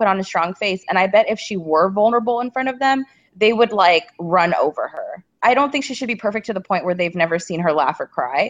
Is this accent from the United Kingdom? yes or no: no; United States; not that I'm not an American, but growing up with parents who are not from here